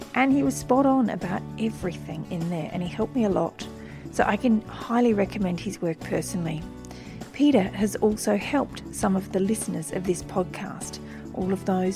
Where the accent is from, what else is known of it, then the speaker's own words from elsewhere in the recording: Wiradjuri country, New South Wales, Australia; now in Brisbane, Australia; I was born on Wiradjuri country